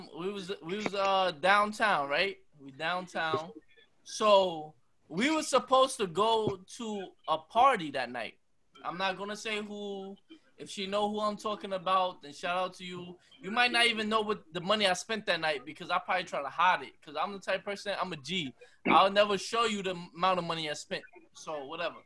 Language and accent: English; New York City, New York, United States; when I was growing up in Brooklyn